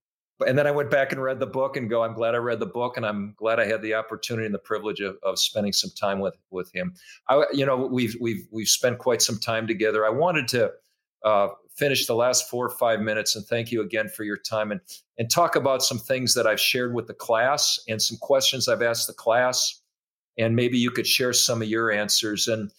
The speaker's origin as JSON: {"language": "English", "region": "Minnesota", "country": "United States", "tie": "born or raised there", "also_born_or_lived": "Iowa", "said": "he was a famous coach to all of us growing up in Minnesota and Iowa."}